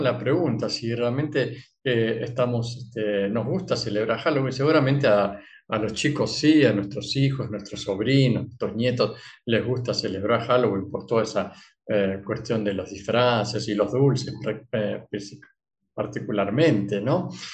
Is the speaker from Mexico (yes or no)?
no; Argentina; soy argentino